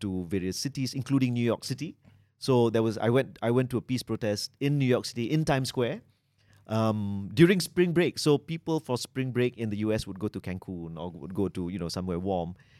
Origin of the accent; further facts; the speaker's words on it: Malaysia; I'm Malaysian